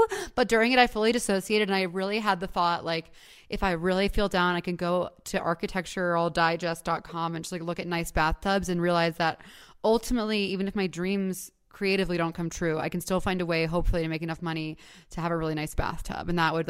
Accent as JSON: {"language": "English", "town": "Long Island", "region": "New York", "country": "United States", "said": "Like, hey … I'm from Long Island. I'm a freshman living in Rocky, and my favorite adjective is adjectival."}